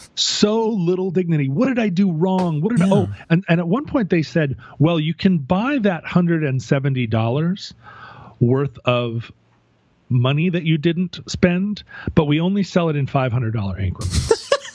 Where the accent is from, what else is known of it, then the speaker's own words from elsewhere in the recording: Alaska, United States; growing up in Alaska